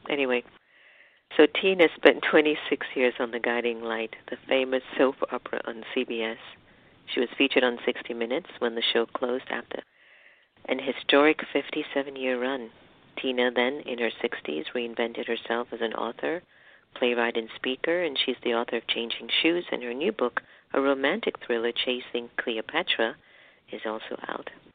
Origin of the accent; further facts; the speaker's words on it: United States; my heritage being half Indian and half African Caribbean and being raised in the United States